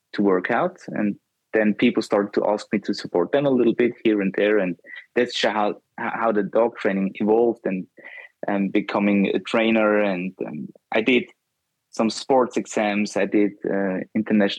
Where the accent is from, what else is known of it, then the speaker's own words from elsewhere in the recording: Austria; I'm from Austria.